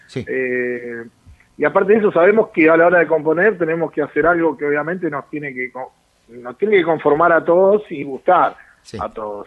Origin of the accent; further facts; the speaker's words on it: Luis Guillón, Buenos Aires Province, Argentina; yo soy de Luis Guillón